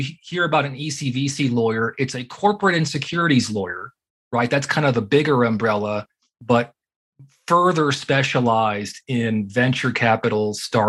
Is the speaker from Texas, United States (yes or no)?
yes; Houston, Texas, United States; moved away as an adult; also born or lived in Austin, Texas / Massachusetts; now in Colorado, United States; I grew up in Houston